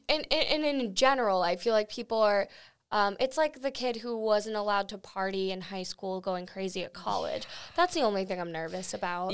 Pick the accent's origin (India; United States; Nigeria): United States; Florida; I was born in Florida.